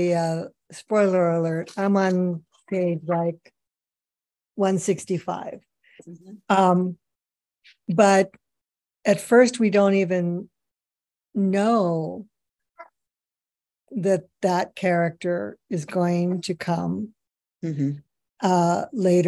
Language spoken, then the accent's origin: English; Pittsburgh, Pennsylvania, United States; moved away; I'm originally from Pittsburgh, Pennsylvania